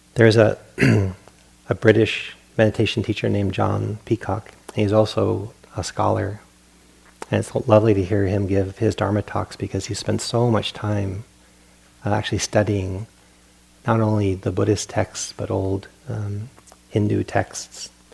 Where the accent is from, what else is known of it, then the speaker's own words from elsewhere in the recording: Providence, Rhode Island, United States; moved away; I grew up on the East Coast in Providence, Rhode Island